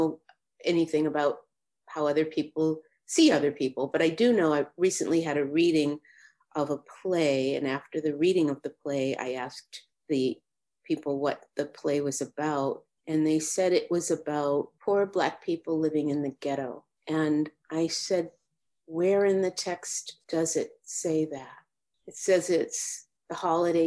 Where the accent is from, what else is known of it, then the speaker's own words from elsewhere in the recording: Boston, Massachusetts, United States; I grew up in Dorchester, Massachusetts. It's right in the city of Boston